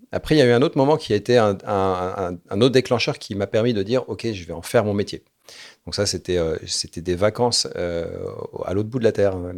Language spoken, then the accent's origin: French; Morocco; born there; Alors moi, je suis né au Maroc. Mon père était en coopération euh, à la Royal Air Maroc. Il est pilote de ligne.